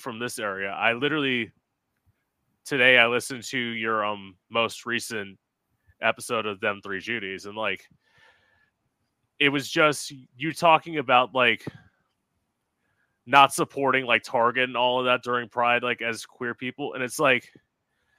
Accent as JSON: {"language": "English", "region": "South Florida", "country": "United States", "also_born_or_lived": "Orlando", "moved": "yes", "said": "I'm from South Florida originally, like I'm an hour north of West Palm Beach"}